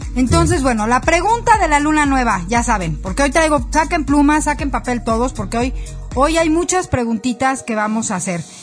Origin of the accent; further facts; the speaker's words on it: Mexico; como mexicanos, como colectivo